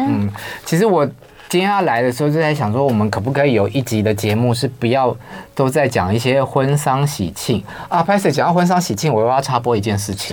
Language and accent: Chinese; Taiwan; 我们台湾人的语法